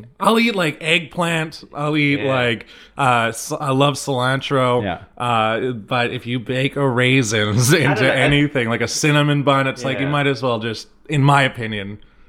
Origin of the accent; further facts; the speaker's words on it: Tawas, Michigan, United States; I remember when Tim Hortons came to like the town I grew up in. I grew up in Tawas, and I remember when that came to town.